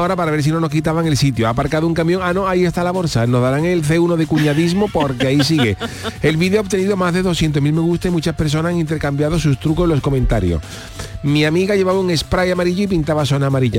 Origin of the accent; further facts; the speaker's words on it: Cádiz, Andalusia, Spain; yo vengo de Cádiz